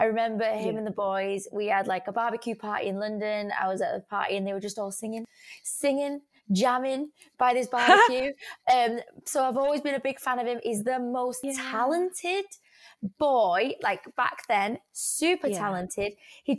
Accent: Germany; I'm from Germany, I've got Irish in me

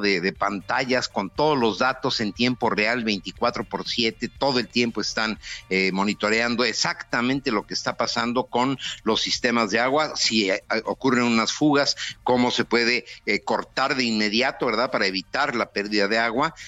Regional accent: Mexico; estoy en México, digo, no estoy en la Ciudad de México, pero estoy en mi país

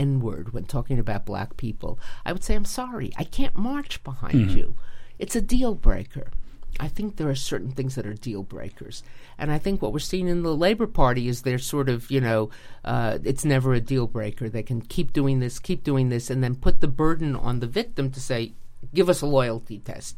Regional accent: United States; as an American woman.

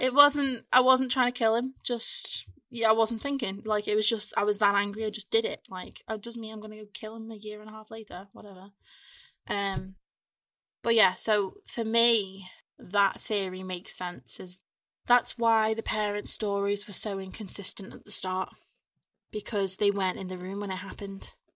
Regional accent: Ormskirk, North West England, United Kingdom; my hometown. Mm. Ormskirk in Lancashire

